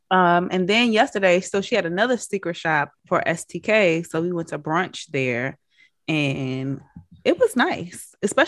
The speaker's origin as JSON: {"language": "English", "town": "Baltimore", "region": "Maryland", "country": "United States", "moved": "yes", "lives_now": "Atlanta, United States", "said": "I am from Baltimore, Brandystown"}